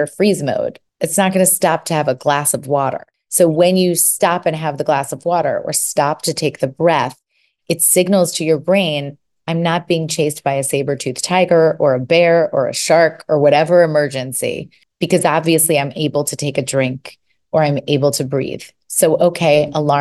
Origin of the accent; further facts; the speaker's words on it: New York City, New York, United States; moved away as an adult; now in California, United States; I'm from New York. So I lived in New York City